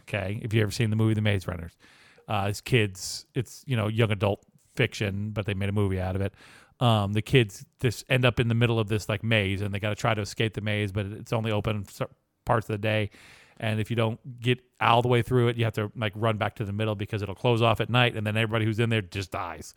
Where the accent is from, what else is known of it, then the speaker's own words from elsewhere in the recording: Lynchburg, Virginia, United States; My hometown is Lynchburg, Virginia.